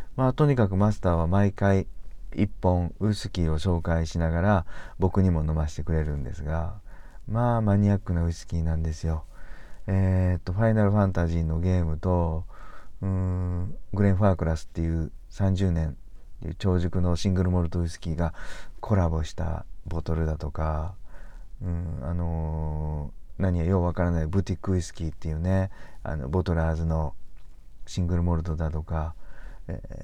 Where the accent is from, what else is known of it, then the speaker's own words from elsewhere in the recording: Kansai, Japan; 僕ら関西人なんですけどね